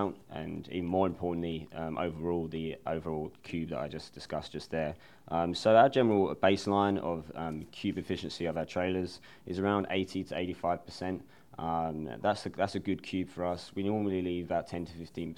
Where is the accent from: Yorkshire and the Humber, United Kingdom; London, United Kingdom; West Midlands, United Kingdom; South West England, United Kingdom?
London, United Kingdom; moved away as an adult; now in Indianapolis, United States; I'm originally from London, England. I moved over to Indianapolis in 2010 and attended Butler University.